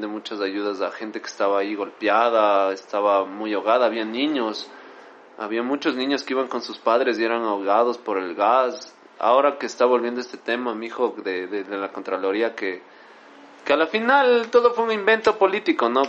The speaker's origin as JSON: {"language": "Spanish", "town": "Quito", "region": "Pichincha", "country": "Ecuador", "said": "nosotros como ecuatorianos, como quiteños, somos muy unidos"}